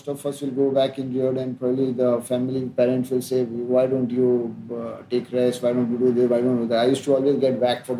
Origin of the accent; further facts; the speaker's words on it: Ujjain, Madhya Pradesh, India; in a very nice middle class existence in a colony life outside Ujjain